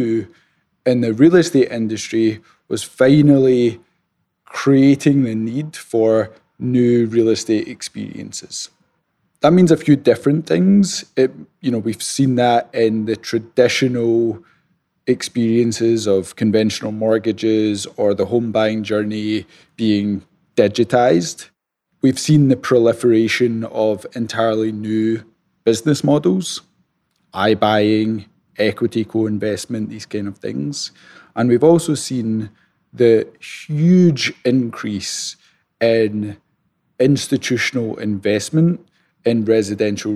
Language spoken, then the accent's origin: English; Scotland, United Kingdom; accent: Scottish; moved away as an adult; now in United States; So the accent is Scottish. I'm originally from Scotland, though I've been living in the States for the last 10 years